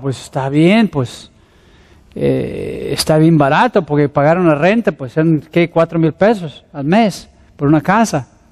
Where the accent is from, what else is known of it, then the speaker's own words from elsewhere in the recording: Mexico City, Mexico; moved away; also born or lived in Querétaro / Ensenada; soy un pastor de la Ciudad de México